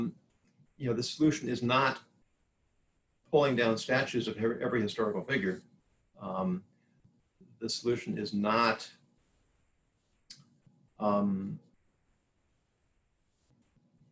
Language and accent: English; Southern California, United States; I grew up in Southern California